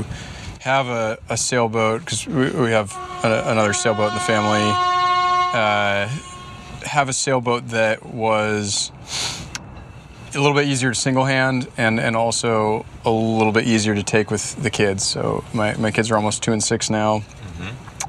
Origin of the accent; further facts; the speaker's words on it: Bainbridge Island, Washington, United States; also born or lived in Girona, Spain; straight west of us is Bainbridge Island, my hometown